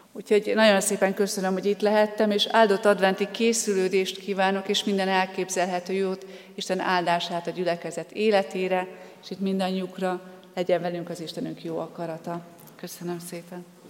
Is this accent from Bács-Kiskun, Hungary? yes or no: yes; Soltvadkert, Bács-Kiskun, Hungary; moved away as an adult; also born or lived in Debrecen / Borsod County; Soltatkerti származású vagyok, és még édesapám Soltatkerten is él, és Kiskunhalasra jártam középiskolába